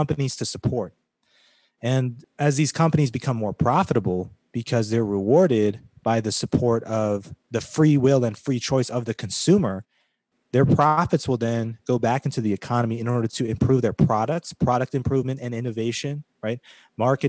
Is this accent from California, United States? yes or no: yes; California, United States; moved away; I spent a portion of my youth growing up in California